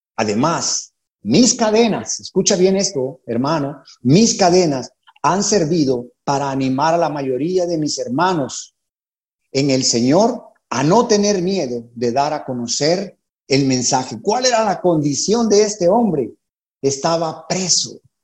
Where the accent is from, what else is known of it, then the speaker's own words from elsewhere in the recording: Honduras; moved away as an adult; also born or lived in San Pedro Sula, Honduras; now in Panama; Nos convertimos en la iglesia de San Pedro Sula, allá por eh, abril de 1998 en Honduras. Así que somos catrachos